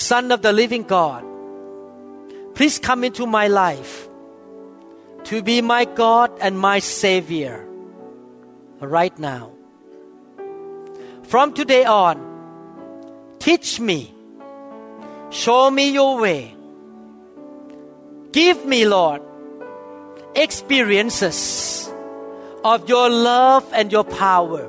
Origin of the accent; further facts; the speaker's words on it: Thailand; I grew up that way in Thailand